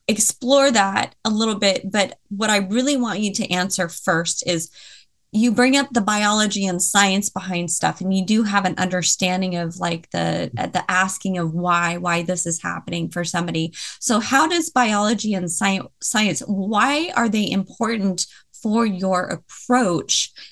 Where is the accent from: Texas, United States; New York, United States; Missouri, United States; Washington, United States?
Washington, United States; Tacoma; also born or lived in Seattle; I was from Tacoma. I lived in Seattle for a little bit